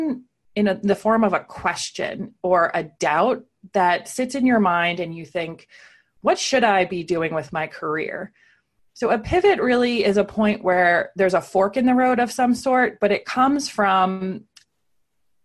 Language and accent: English; Pennsylvania, United States; moved away as an adult; also born or lived in San Francisco / New York City; now I live in Pennsylvania, back in my hometown